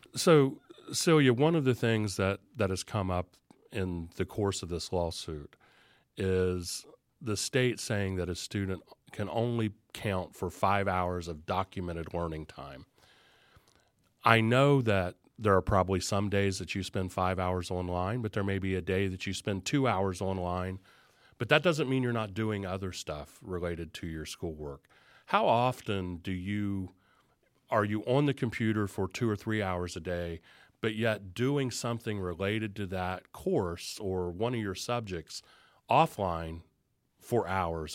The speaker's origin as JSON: {"language": "English", "region": "Southern Ohio", "country": "United States", "accent": "Southern Ohio", "said": "my Southern Ohio accent"}